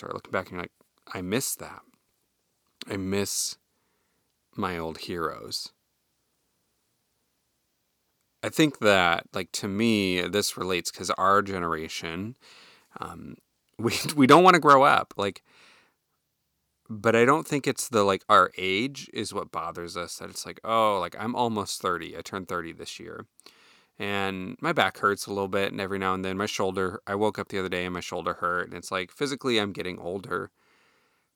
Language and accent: English; Iowa, United States; moved away; back home where I grew up in Iowa